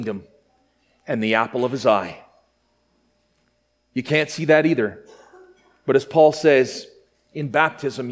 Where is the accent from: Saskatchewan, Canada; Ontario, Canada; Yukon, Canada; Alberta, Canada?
Saskatchewan, Canada; Grenfell; Growing up in my hometown of Grenfell, Saskatchewan